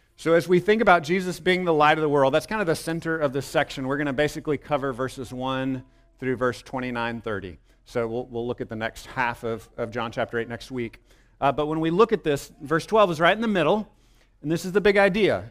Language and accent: English; Texas, United States; I was born in Texas, so of course I look back on that with pride.